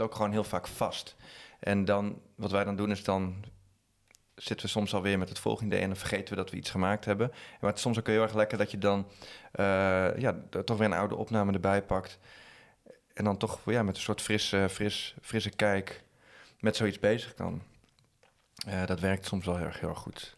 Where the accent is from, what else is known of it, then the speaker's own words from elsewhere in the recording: Drenthe, Netherlands; also born or lived in Utrecht; Wij komen uit Drenthe, dus dan is het uh, harde R.